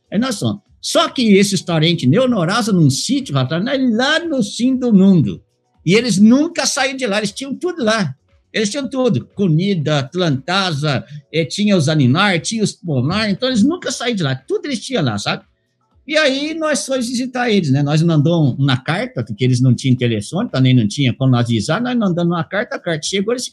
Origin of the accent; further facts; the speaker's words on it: Minas Gerais, Brazil; born there; Ah, eu nasci lá em Usandim, Minas Gerais, não Estados Unidos.